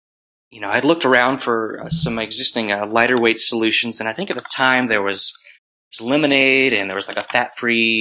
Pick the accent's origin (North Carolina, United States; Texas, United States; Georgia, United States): North Carolina, United States; Waxhaw; also born or lived in Chapel Hill, North Carolina; born just south of Charlotte, and again, a really small town called Waxhaw